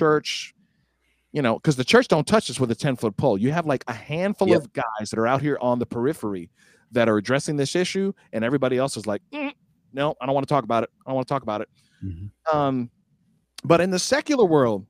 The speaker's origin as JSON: {"language": "English", "town": "DeLand", "region": "Florida", "country": "United States", "tie": "born or raised there", "said": "my hometown of DeLand"}